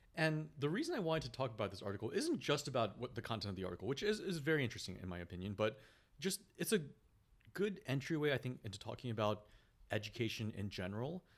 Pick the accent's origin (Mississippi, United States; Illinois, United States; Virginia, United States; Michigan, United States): Virginia, United States; Virginia Beach; born or raised there; also born or lived in Korea